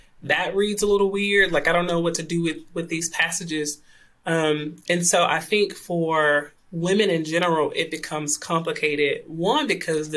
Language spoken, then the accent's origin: English; Clarksdale, Mississippi, United States; moved away as an adult; also born or lived in Tennessee; now in Wake Forest, United States; I am originally from Clarksdale, Mississippi